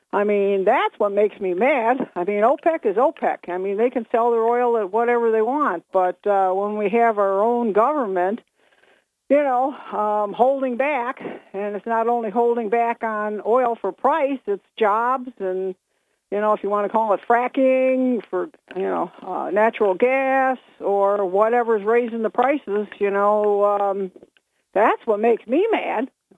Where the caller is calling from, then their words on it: Binghamton, New York, United States; … from Bingo.